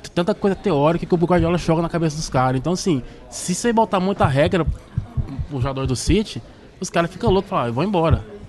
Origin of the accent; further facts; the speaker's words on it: Rio Verde, Goiás, Brazil; moved away as an adult; now in London, United Kingdom; sou de Rio Verde, Goiás, moro aqui em Londres já faz 12 anos